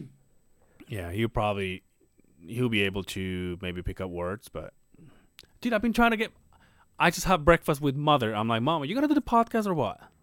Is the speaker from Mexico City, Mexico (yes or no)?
no; Mérida, Yucatán, Mexico; moved away; my hometown is Merida, but they call it La Blanca Merida